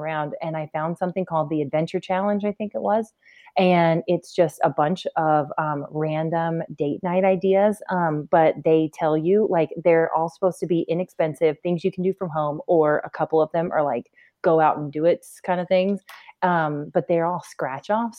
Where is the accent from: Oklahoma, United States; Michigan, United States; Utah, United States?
Michigan, United States; Rockford; moved away as an adult; also born or lived in Indianapolis / New Jersey; we're originally from Rockford, Michigan, which is right around Grand Rapids